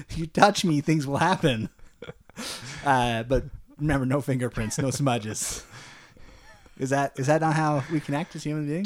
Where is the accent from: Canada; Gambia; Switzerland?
Canada; we're Canadian